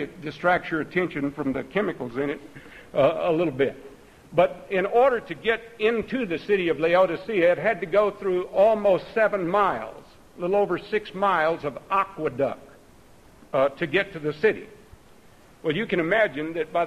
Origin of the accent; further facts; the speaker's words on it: Texas, United States; I grew up out in Texas